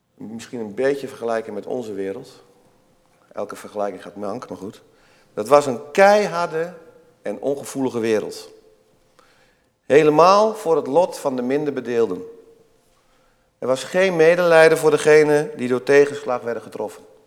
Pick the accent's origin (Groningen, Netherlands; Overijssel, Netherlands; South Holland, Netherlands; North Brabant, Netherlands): Overijssel, Netherlands; Twente; Ik kom zelf ook uit Tukkenland.